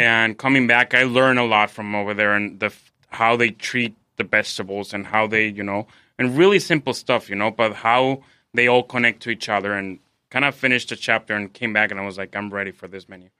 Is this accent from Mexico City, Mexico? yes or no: yes; Mexico City, Mexico; moved away as an adult; now in San Diego, United States; I'm from Mexico City, correct. Um, I've been here in San Diego for about six years